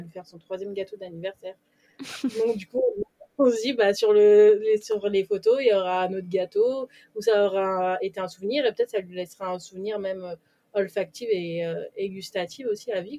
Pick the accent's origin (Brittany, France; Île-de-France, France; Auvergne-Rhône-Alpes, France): Île-de-France, France; Paris; moved away; je suis parisienne, je suis née à Paris et j'ai toujours vécu là-bas.